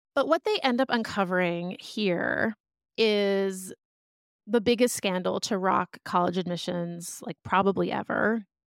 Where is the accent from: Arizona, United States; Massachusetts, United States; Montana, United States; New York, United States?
Massachusetts, United States; outside of Boston; moved away as an adult; also born or lived in Philadelphia; now in Los Angeles, United States; I grew up outside of Boston in a suburb